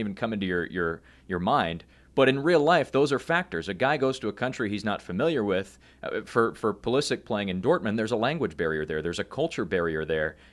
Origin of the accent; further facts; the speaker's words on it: United States; we as American sports fans